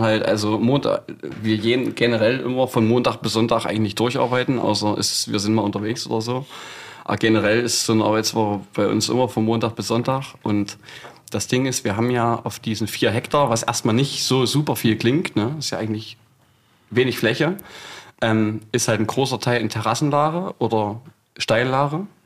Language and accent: German; Scheidungen, Saxony-Anhalt, Germany; in dem Ort, wo ich aufgewachsen bin, das ist ein ganz kleines Kaffburg, Scheidung nennt sich